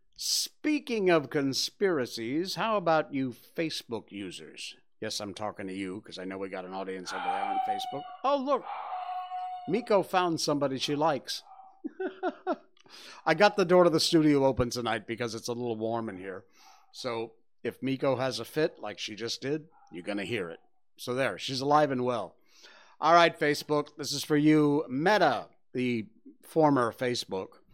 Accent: Cornwall, Connecticut, United States; moved away as an adult; now in Malaysia; When I was growing up in Cornwall, Connecticut, it's very rural

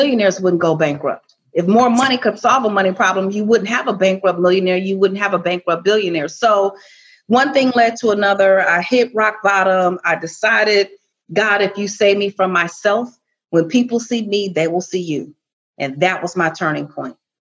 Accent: Chicago, Illinois, United States; I was born and raised in Chicago.

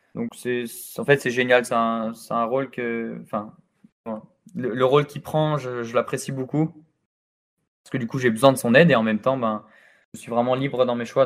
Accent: France; je suis né en France, j'ai grandi en France

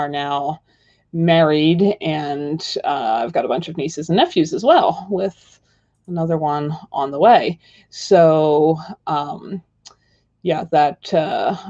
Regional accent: Pennsylvania, United States; now in Wyoming, United States; I grew up in Pennsylvania in kind of Amish farm country.

